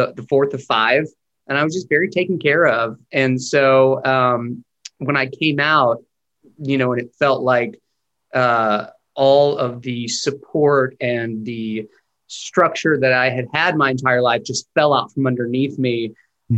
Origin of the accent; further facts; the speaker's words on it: Chattanooga, Tennessee, United States; moved away as an adult; also born or lived in Nashville, Tennessee / New York; now in Los Angeles, United States; I grew up just right outside of Chattanooga in Georgetown. I spent my whole life there.